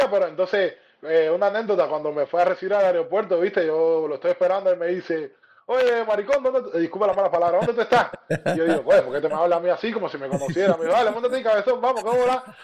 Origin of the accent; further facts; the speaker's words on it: Buenos Aires, Argentina; now in Miami, United States; Pero vengo de Argentina, una ciudad muy bonita, lo que es Buenos Aires, así que muy, muy curtida en persona.